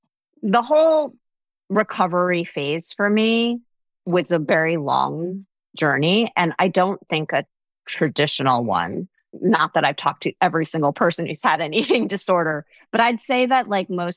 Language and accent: English; New Jersey, United States; I'm from New Jersey